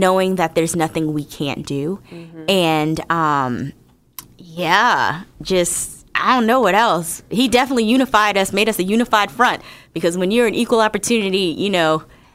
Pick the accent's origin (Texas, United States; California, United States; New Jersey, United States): New Jersey, United States; moved away; also born or lived in Northern Virginia; I'm from Jersey originally